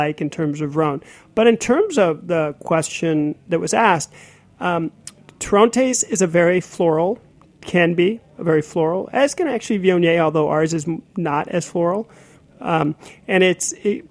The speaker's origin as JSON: {"language": "English", "town": "Omaha", "region": "Nebraska", "country": "United States", "also_born_or_lived": "Seattle", "moved": "yes", "said": "I'm from Omaha, Nebraska"}